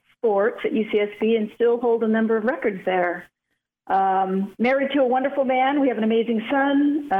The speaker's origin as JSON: {"language": "English", "town": "Santa Barbara", "region": "California", "country": "United States", "tie": "born or raised there", "said": "So I grew up here in Santa Barbara, graduated from Dos Pueblos High School, and went on to UCSB and graduated there."}